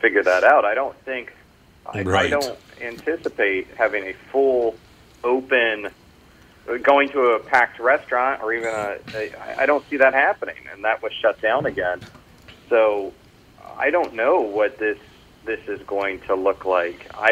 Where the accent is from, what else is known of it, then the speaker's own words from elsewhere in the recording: Orlando, Florida, United States; moved away as an adult; now in New York City, United States; I am originally from Orlando, Florida, and I've lived in New York City for most of my adult life at this point